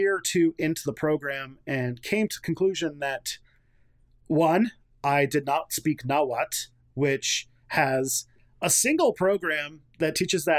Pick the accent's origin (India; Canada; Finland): Canada; as a Canadian